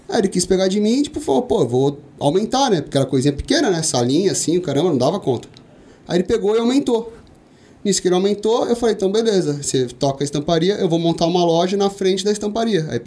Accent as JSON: {"language": "Portuguese", "region": "São Paulo", "country": "Brazil", "tie": "born there", "said": "Eu, cara, nasci ali na Vila Ré, é um zona leste ali, extremo ali da zona leste de São Paulo."}